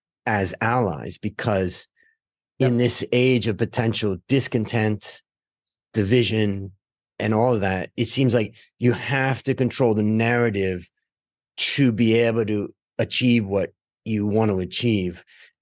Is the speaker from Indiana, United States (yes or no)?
no; Cleveland, Ohio, United States; And I grew up in Cleveland.